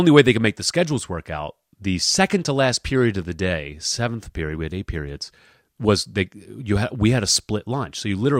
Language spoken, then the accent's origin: English; Bucks County, Pennsylvania, United States; This is a thing that happened to me when I was 17 years old, so my senior year in high school, growing up in Bucks County in Pennsylvania.